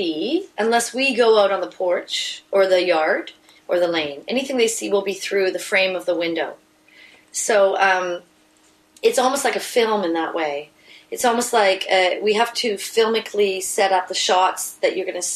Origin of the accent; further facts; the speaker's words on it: Vancouver, British Columbia, Canada; I'm from East Vancouver